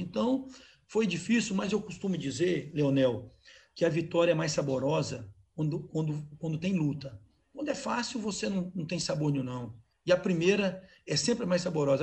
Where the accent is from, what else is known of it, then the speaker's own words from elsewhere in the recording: Cariacica, Espírito Santo, Brazil; eu tenho uma casa que eu atendo, em Jardim América, onde eu cresci